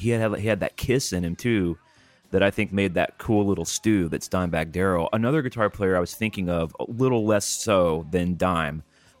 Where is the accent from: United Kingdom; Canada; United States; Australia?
United States; California; how many guys did you even know growing up in California who could play it all?